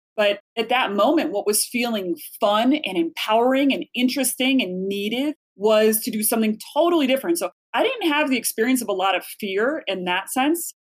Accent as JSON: {"language": "English", "town": "Chicago", "region": "Illinois", "country": "United States", "also_born_or_lived": "New York City", "moved": "as an adult", "said": "I'm from Chicago originally, went to college at Eastern Illinois University"}